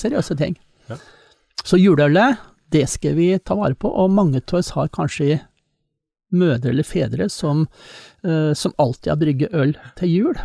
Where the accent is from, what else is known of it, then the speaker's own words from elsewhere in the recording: Eastern Norway, Norway; meg som østlending